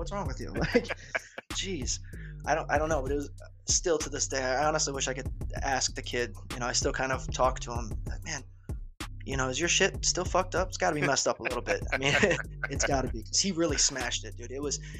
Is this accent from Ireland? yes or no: yes; Ireland; I am Irish, but nonetheless, my obsession with it all grew from kung fu movies as a child